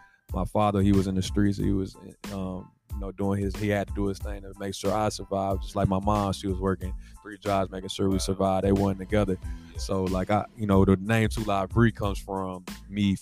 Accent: Nashville, Tennessee, United States; I'm from Nashville, Tennessee

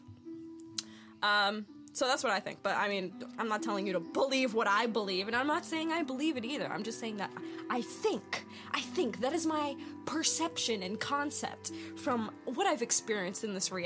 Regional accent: New York, United States; moved away; also born or lived in Pennsylvania; I'm originally from New York, but I've lived in Pennsylvania for a few years

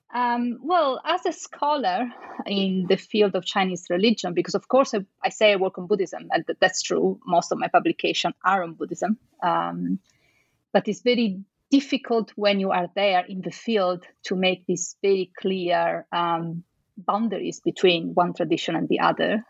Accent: Venice, Veneto, Italy; I am from Venice, so I think, and, and, I can say actually for sure that since I was a little child, I had all these stories about Marco Polo

